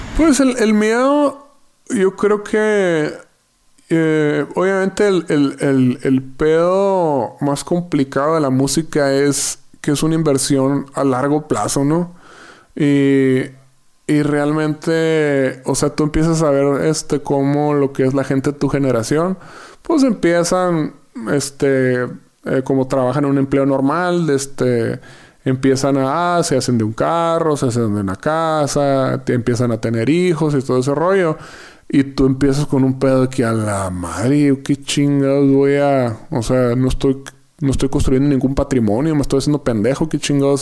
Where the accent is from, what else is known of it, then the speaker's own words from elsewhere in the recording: Yaqui Valley, Sonora, Mexico; moved away as an adult; now in Mexico City, Mexico; del Valle del Yaqui, ser sonorense